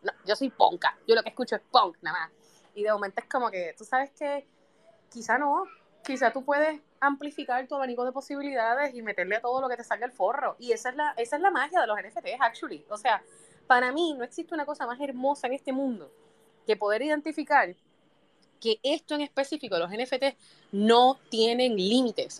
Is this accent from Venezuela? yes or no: no; Puerto Rico; yo soy boricua